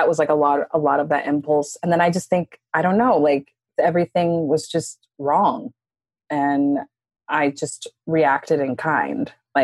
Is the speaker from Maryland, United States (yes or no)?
no; Dallas, Texas, United States; now in New York, United States; from Dallas, Texas. I've lived in New York for 15 years now